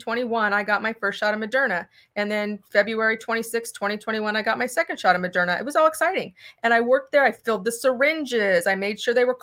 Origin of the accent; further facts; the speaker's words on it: Sunnyvale, California, United States; moved away as an adult; also born or lived in Fremont, California; now in Butte County, United States; I was raised in Sunnyvale